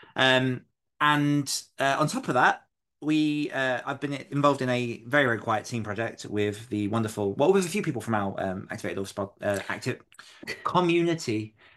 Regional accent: New York City, New York, United States; I'm from Queens

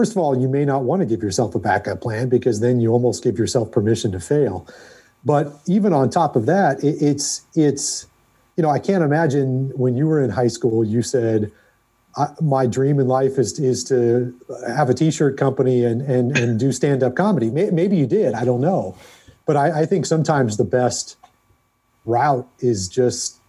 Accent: San Diego, California, United States; moved away as an adult; also born or lived in Lawrence, Kansas / Albuquerque, New Mexico / Sacramento, California; now in Cincinnati, United States; I grew up in San Diego.

